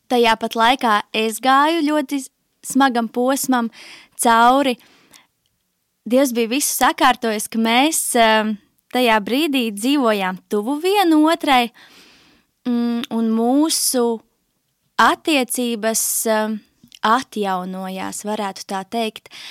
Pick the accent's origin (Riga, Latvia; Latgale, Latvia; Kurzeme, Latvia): Riga, Latvia; 27 gadi nu jau. Uh, es nāku no Rīgas, tur arī esmu pavadījusi visu savu dzīvi.